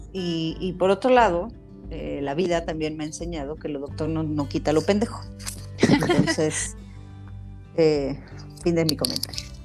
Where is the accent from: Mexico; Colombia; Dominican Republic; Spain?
Mexico; como mexicanos